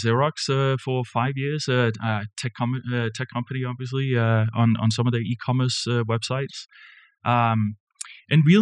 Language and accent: English; Denmark; moved away as an adult; also born or lived in Kansas City; now in United States; I wasn't born and raised in Kansas City, you know, from Denmark, right? And came over 25 years ago